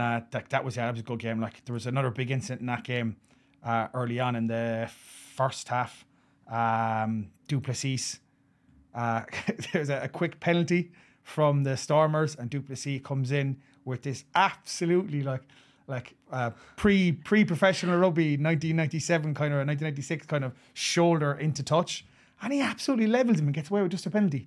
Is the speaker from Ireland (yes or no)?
yes; Ireland; as an Irishman